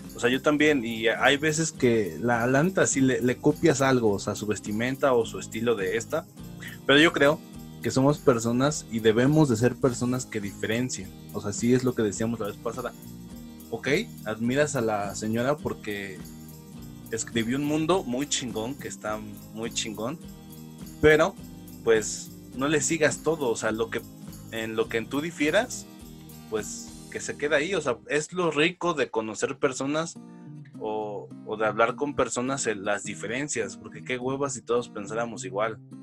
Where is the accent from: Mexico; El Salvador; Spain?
Mexico; Atizapán de Zaragoza, State of Mexico; de pequeño, pues vivimos en Atizapán, Zaragoza.